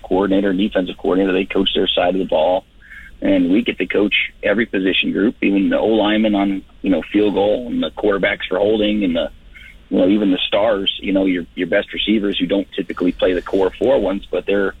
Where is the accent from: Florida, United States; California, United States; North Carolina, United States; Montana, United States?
Florida, United States; moved away as an adult; now in Saskatchewan, Canada; growing up in Florida